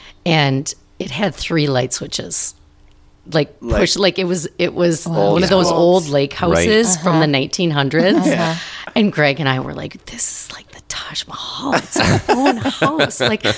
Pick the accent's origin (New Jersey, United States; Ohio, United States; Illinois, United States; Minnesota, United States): Minnesota, United States; Apple Valley; I grew up in Apple Valley, and then our neighbors, when we moved 14 years ago, said, oh, you're from Crapple Valley?